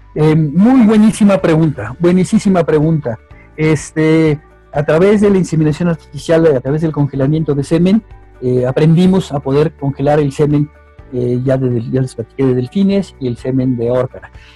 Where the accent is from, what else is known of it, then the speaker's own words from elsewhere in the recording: Mexico; como mexicano